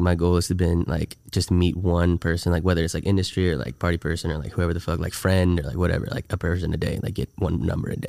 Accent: San Antonio, Texas, United States; also born or lived in Austin, Texas; I was born in Austin, lived there for a few years, and then I started kindergarten in San Antonio and then lived there since 21, I guess, 22 almost

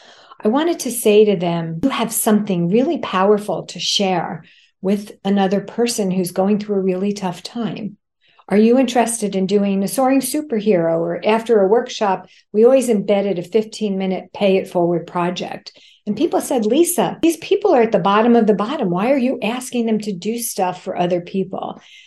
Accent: New York, United States; because I have two speeds as a New Yorker, fast and faster

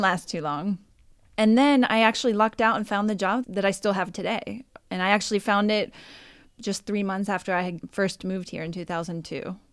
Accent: United States; moved away as an adult; also born or lived in Nicaragua; now in Italy; I'm American

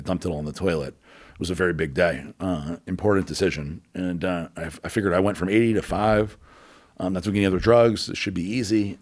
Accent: New Orleans, Louisiana, United States; moved away as an adult; also born or lived in Houston / Tampa / Boca Raton; where I grew up in New Orleans

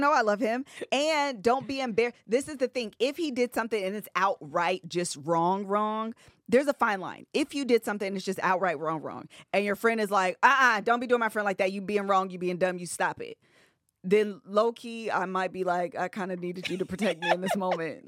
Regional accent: Ohio, United States; we're from Ohio

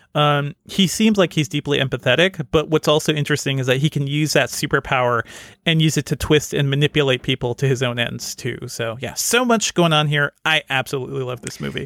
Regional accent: Connecticut, United States; I grew up in Connecticut, not in the rich neighborhoods

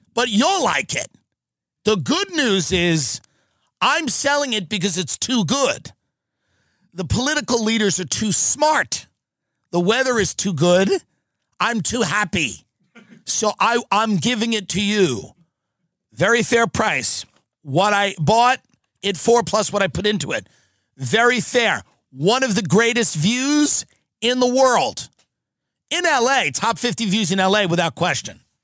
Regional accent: United States; as an American

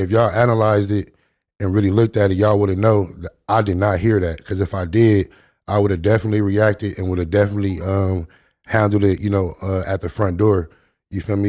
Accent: Long Beach, California, United States; I grew up in Long Beach

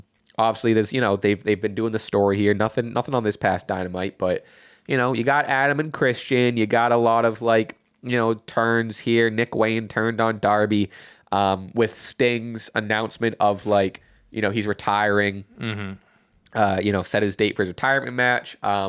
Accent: Winnipeg, Manitoba, Canada; Winnipeg, you idiot.

